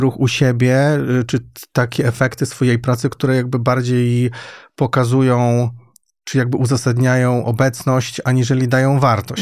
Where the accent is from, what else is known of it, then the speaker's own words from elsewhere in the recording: Świętokrzyskie Voivodeship, Poland; moved away as an adult; also born or lived in Łódź; Ja nie pochodzę z Łodzi, pochodzę ze Świętokrzyskiego, ale w Łodzi studiowałem